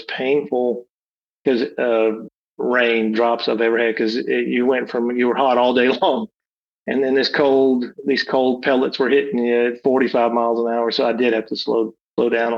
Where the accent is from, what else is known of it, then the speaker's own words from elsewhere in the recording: Alabama, United States; I'm from Alabama